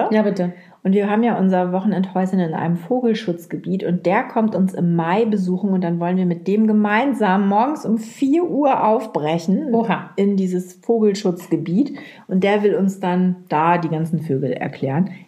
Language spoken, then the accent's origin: German; Lower Saxony, Germany; Anna hat mich nämlich eingeladen zu einer Karnevalsfeier und ich als Ostfriesin.